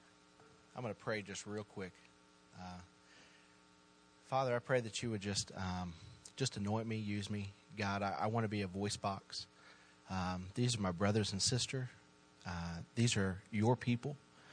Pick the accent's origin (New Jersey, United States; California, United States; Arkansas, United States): Arkansas, United States; Little Rock; born and raised in Little Rock